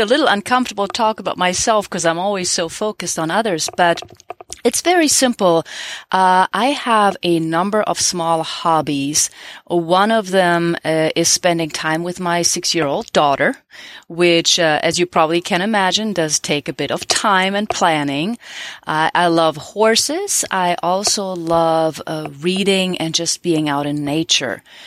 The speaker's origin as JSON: {"language": "English", "country": "Germany", "tie": "born or raised there", "moved": "yes", "lives_now": "United States", "said": "Growing up in Germany"}